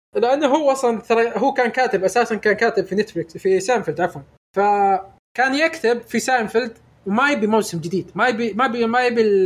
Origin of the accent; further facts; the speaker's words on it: Saudi Arabia; احنا من السعوديه